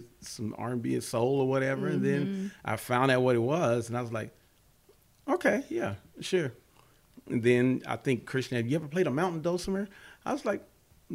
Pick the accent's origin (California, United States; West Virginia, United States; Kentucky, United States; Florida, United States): Kentucky, United States; Louisville; moved away as an adult; now in Atlanta, United States; I'm from Louisville, Kentucky